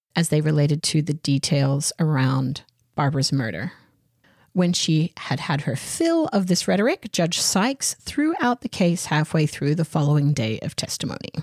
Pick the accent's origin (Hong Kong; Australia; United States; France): Australia; I'm Australian